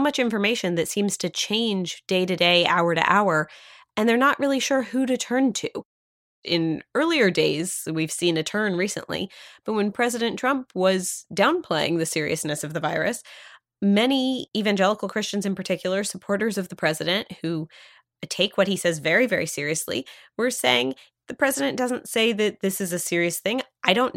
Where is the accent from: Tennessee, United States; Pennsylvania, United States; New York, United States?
Pennsylvania, United States; my own synagogue that I grew up at in Pennsylvania